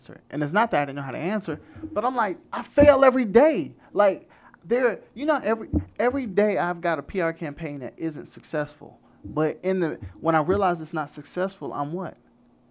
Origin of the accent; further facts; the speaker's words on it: Orlando, Florida, United States; I grew up in Orlando, Florida